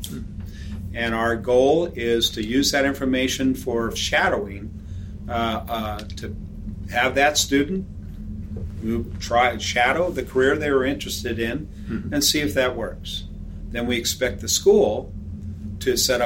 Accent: Red Bluff, California, United States; when I grew up in Red Bluff, we had 6 mills

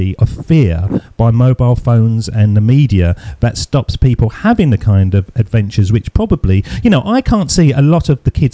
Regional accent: United Kingdom; I grew up in the United Kingdom in the 70s

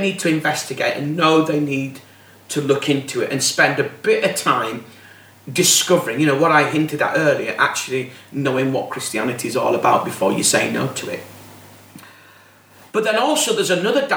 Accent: Bradford, Yorkshire and the Humber, United Kingdom; I'm from Bradford.

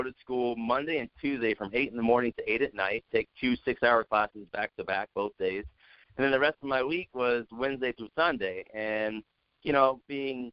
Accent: Santa Clarita, California, United States; now in Denver, United States; I grew up in Santa Clarita, Valencia area. I went to Valencia High School out there

